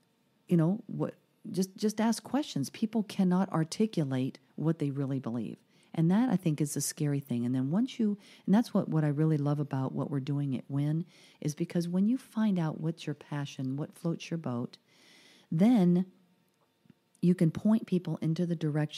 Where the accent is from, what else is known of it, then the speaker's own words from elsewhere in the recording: Caracas, Capital District, Venezuela; born there; I mean, I was born in Venezuela in Caracas, so I have a lot of Latin in me